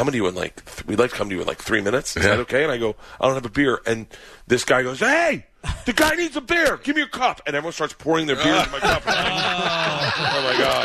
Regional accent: Tampa, Florida, United States; I grew up in Tampa

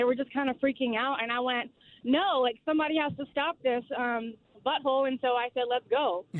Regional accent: New Orleans, Louisiana, United States; now in Powder Springs, United States; So I'm from New Orleans

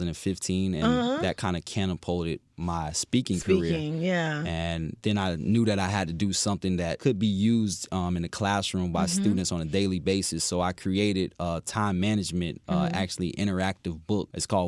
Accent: Fort Myers, Florida, United States; So I'm originally from Fort Myers, Florida. I came by way of playing college football at Florida Atlantic University.

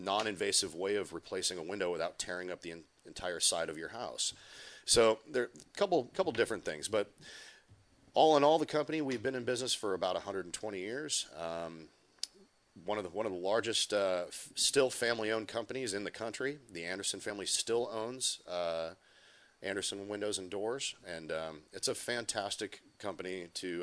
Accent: Minnesota, United States; my home state of Minnesota

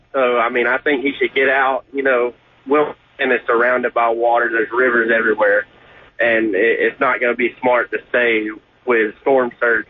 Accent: Pinehurst, North Carolina, United States; now in Jacksonville, United States; I'm from Pinehurst, which is about an hour and 45 minutes from there.

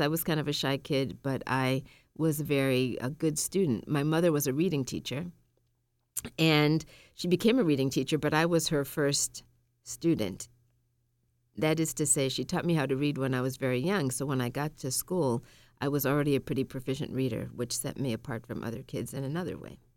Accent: Massachusetts, United States; also born or lived in Tallahassee, Florida; I grew up in Massachusetts. And I was born in Tallahassee, Florida

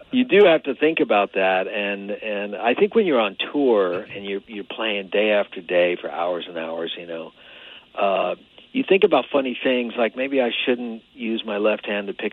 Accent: Long Island, New York, United States; I grew up on Long Island

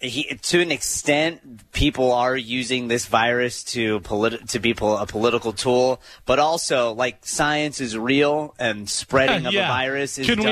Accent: Michigan, United States; I'm from Michigan

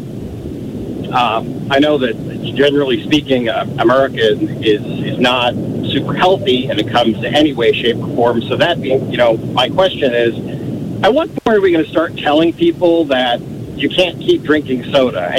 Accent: Philadelphia, Pennsylvania, United States; also born or lived in Virginia / Illinois; now in Jenks, United States; I was born and raised in Philadelphia

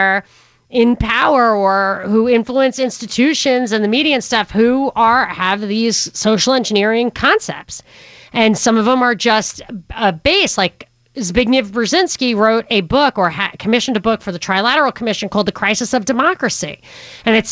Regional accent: Rockland County, New York, United States; I'm from Rockland County, New York

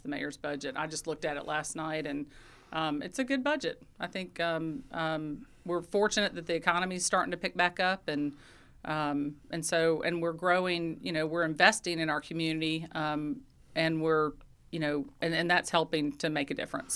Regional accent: Athens, Georgia, United States; in Athens, I mean, I, this is my hometown. I, I grew up here

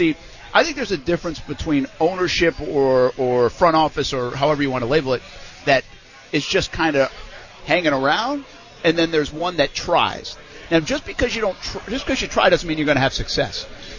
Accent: New England, United States; now in Jacksonville, United States; I come from New England

